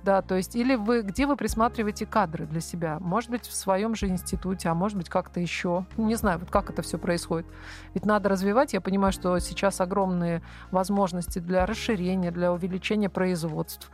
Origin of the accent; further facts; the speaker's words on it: Veliky Novgorod, Novgorod Oblast, Russia; moved away; я вообще сама из Новгорода Великого